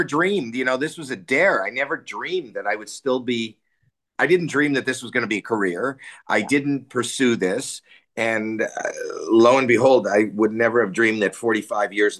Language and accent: English; Canada; growing up in Canada